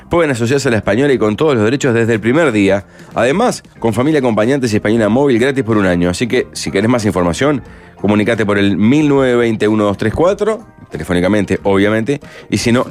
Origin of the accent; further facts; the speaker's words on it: Uruguay; Ah, mira somos uruguayos una especie en extinción, hay que salir y pelearla.